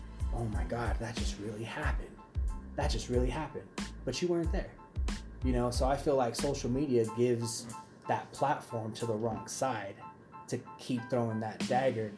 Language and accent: English; Arvada, Colorado, United States; I grew up in Arvada.